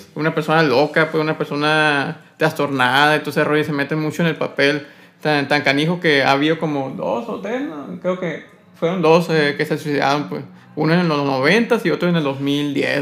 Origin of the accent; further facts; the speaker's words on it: Sonora, Mexico; como sonorense